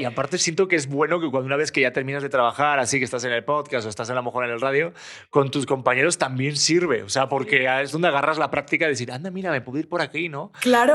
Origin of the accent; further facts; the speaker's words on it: Spain; now in Mexico City, Mexico; vengo de España